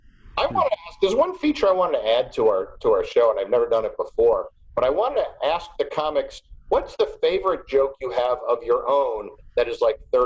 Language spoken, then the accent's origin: English; New York, United States; I'm a New Yorker.